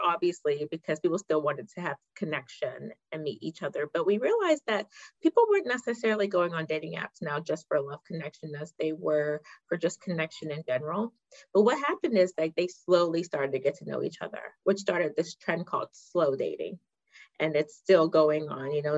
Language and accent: English; Pittsburgh, Pennsylvania, United States; born or raised there; moved away; also born or lived in Ghana